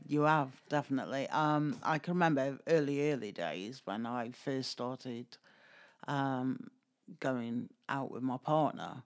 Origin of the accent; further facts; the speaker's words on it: Stoke-on-Trent, West Midlands, United Kingdom; moved away; originally I'm from Stoke